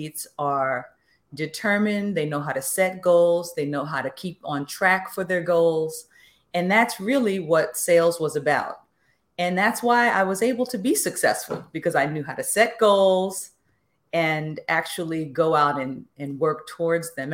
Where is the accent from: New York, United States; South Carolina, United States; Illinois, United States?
New York, United States; New York City; I grew up in the Bronx and went to basically public school my entire life.